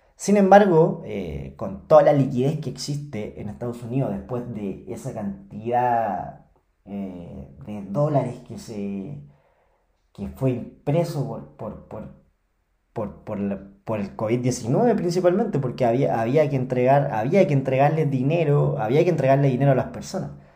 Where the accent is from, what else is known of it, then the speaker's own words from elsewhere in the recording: Chile; yo soy chileno. Eh, acá en Chile